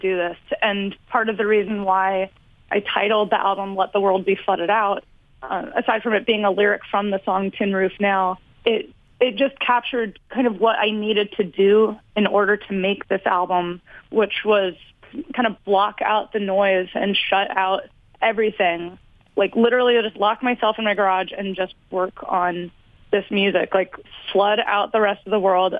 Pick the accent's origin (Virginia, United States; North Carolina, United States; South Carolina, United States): Virginia, United States; I grew up in Virginia, living on a river in the middle of nowhere